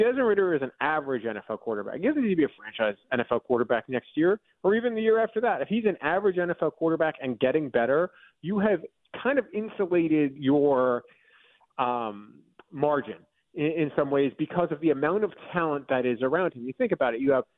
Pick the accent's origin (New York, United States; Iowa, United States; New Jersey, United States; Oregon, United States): New York, United States; which growing up in New York and eating a whole bunch of Nathan's hot dogs as a kid, I totally was into.